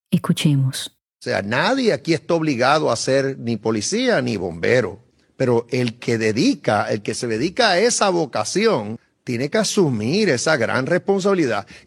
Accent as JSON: {"language": "Spanish", "country": "Puerto Rico", "tie": "born or raised there", "said": "Yo tuve la gran bendición de haberme criado en Puerto Rico y aunque no nací allí me siento puertorriqueña."}